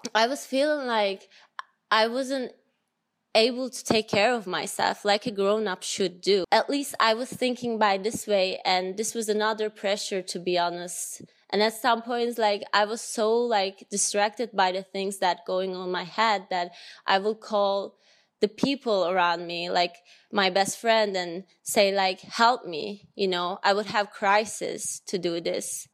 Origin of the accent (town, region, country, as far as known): Turkey; moved away as an adult